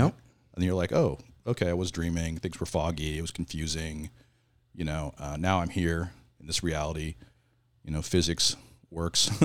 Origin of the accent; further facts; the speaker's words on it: Southern Oregon, United States; moved away as an adult; now in California, United States; I grew up in Southern Oregon.